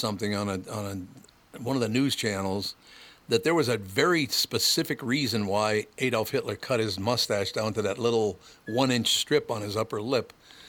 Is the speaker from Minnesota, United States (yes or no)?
yes; Minnesota, United States; I'm from Minnesota.